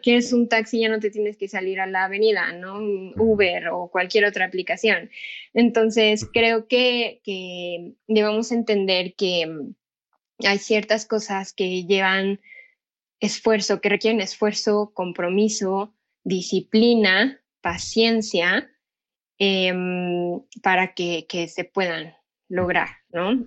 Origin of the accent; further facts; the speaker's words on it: Pachuca, Hidalgo, Mexico; yo soy de Pachuca Hidalgo